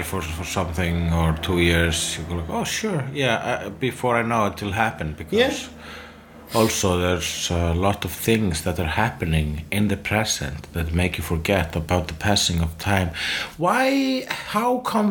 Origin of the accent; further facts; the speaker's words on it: Iceland; I'm Icelandic